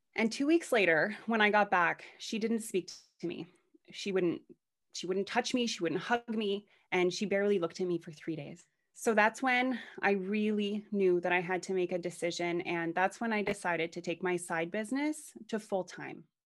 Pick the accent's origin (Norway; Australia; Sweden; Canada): Canada; Canada, which is where I'm from. I'm Canadian